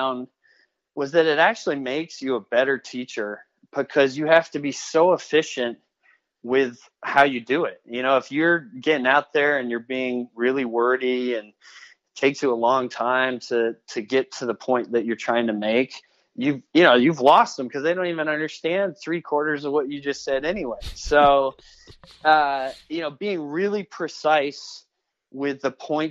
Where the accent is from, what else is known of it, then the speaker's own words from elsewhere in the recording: United States; I was foreign because I was from the U.S.